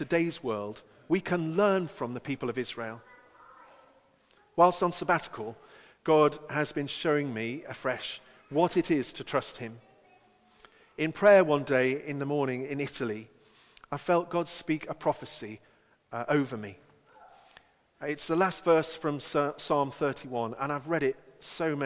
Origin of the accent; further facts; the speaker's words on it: England, United Kingdom; as only an Englishman can